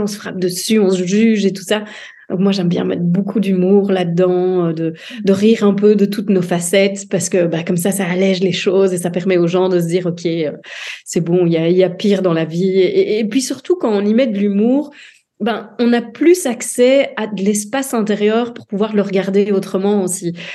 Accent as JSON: {"language": "French", "town": "Dinant", "region": "Wallonia", "country": "Belgium", "said": "je suis originaire du sud de la Belgique, euh, d'Inan"}